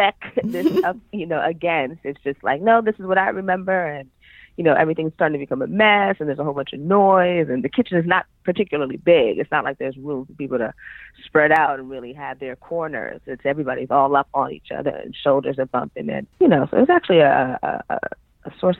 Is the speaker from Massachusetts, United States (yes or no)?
no; New York City, New York, United States; moved away as an adult; also born or lived in San Diego; I grew up in Harlem, New York City, and that's kind of like where a lot of my childhood memories are, is in Harlem, in the city